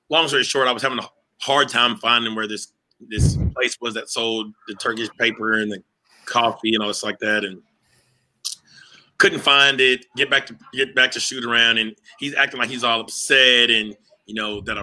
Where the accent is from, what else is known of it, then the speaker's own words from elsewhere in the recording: Arkansas, United States; we're both from Arkansas